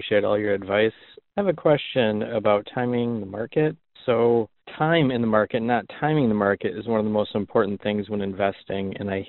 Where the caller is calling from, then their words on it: Michigan, United States; I'm from Michigan.